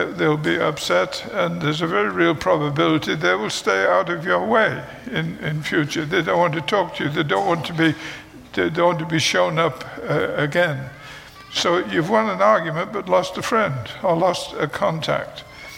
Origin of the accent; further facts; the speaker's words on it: United Kingdom; moved away; I am British. I know you could not tell that, but I am British